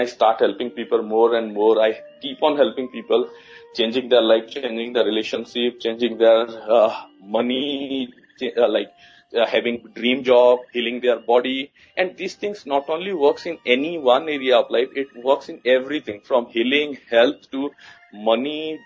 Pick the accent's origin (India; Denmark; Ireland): India; now in New Delhi, India; I'm from India. I'm currently living in the capital city, New Delhi, in India. But I born and brought up in a very small town in a remote part in India